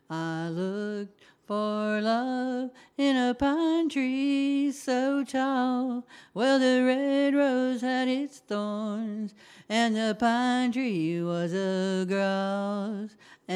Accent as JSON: {"language": "English", "town": "Lakeland", "region": "Florida", "country": "United States", "tie": "born or raised there", "also_born_or_lived": "Texas", "said": "No, I grew up in, I'm from Lakeland, Florida, but my mother ran from us to a few different states, and the state of Texas took us"}